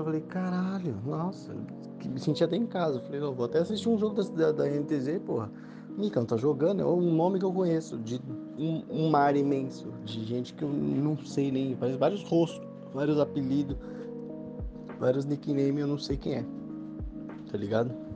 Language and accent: Portuguese; Osasco, São Paulo, Brazil; eu sou de Osasco